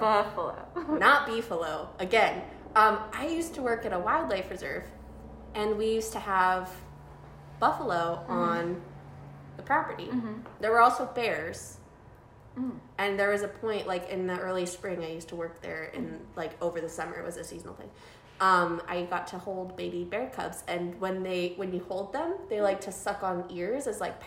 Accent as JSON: {"language": "English", "region": "South Dakota", "country": "United States", "said": "I'm from South Dakota and we have a bunch of bison or buffalo there"}